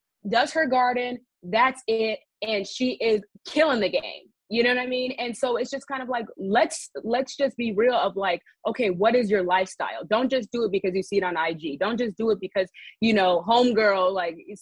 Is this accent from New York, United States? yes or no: no; the Bay Area, California, United States; also born or lived in Washington, District of Columbia, United States; now in Los Angeles, United States; I am from the Bay Area